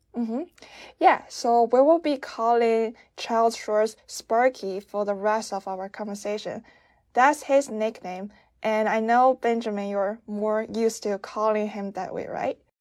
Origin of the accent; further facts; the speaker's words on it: China; I'm from China